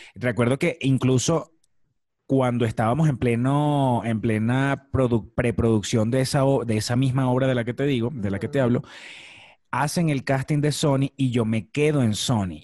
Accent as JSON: {"language": "Spanish", "town": "Maracay", "region": "Aragua", "country": "Venezuela", "tie": "born or raised there", "also_born_or_lived": "La Victoria, Venezuela", "moved": "as an adult", "lives_now": "Mexico", "said": "soy de un estado del centro de Venezuela que se llama el estado Aragua. Yo nací en una ciudad que se llama La Victoria"}